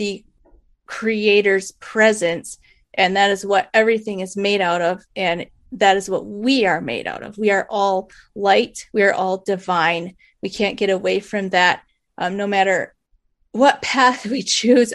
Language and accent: English; Michigan, United States; I was born and raised in Michigan